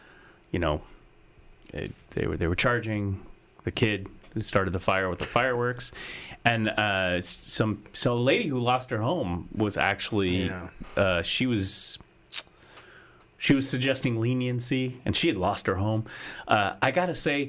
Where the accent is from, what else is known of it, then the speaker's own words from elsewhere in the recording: Oregon, United States; growing up in Oregon